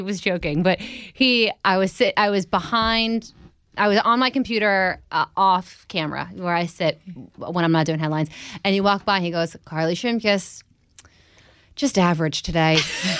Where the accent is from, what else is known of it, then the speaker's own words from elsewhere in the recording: New Jersey, United States; And although I grew up in New Jersey, people don't associate rural with Jersey. Where I grew up it's a lot of farms, a lot of woods.